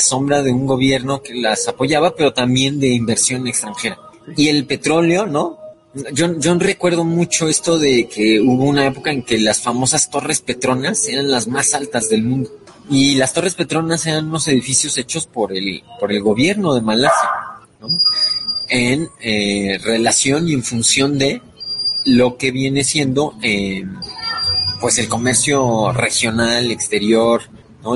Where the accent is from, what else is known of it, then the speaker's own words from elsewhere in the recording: Mexico; en el caso de México, que somos el país hispano más poblado